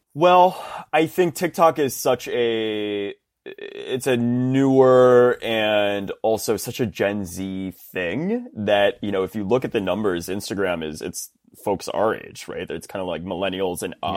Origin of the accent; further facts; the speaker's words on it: Round Rock, Texas, United States; I grew up in, in central Texas in a little town called Round Rock, which is right outside of Austin